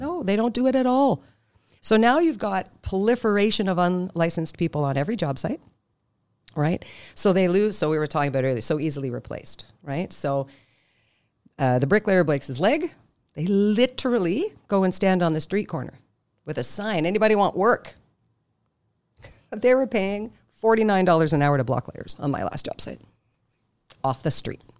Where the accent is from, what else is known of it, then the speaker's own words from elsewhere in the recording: Canada; I'm Canadian